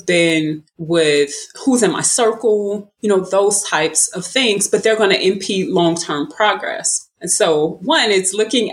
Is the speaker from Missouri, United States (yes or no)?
yes; St. Louis, Missouri, United States; I am from St. Louis, Missouri, and I grew up playing basketball